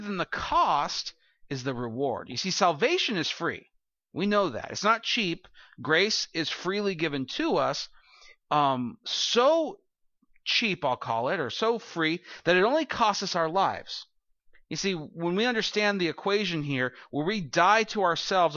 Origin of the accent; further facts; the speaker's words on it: California, United States; moved away; I'll say, "California."